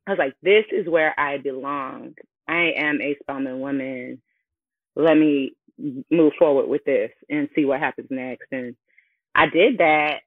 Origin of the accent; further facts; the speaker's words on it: Chicago, Illinois, United States; I am hailing from Chicago, Illinois